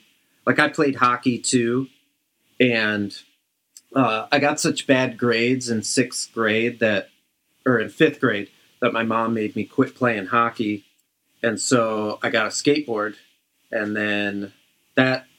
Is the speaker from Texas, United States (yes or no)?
no; Brighton, Michigan, United States; I grew up in Brighton. It's like a 20-minute drive from Ann Arbor.